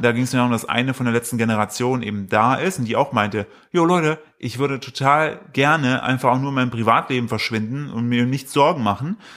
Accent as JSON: {"language": "German", "town": "Altenburg", "region": "Thuringia", "country": "Germany", "moved": "yes", "lives_now": "Cologne, Germany", "said": "Altenburg, wo ich herkomme"}